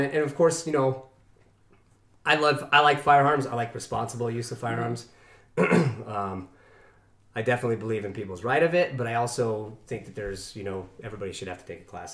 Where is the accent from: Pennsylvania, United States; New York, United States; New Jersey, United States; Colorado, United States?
Colorado, United States; Evergreen; I grew up in Evergreen.